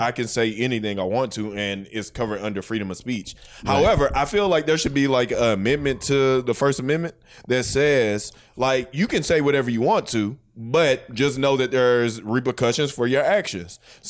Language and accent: English; St. Louis, Missouri, United States; I'm 31. I grew up in St. Louis, Missouri, which is one of the most segregated places in the world.